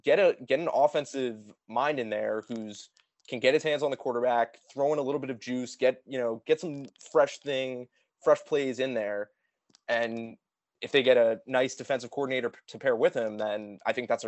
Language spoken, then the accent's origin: English; Maryland, United States; I'm from Maryland, hence the flag in the background.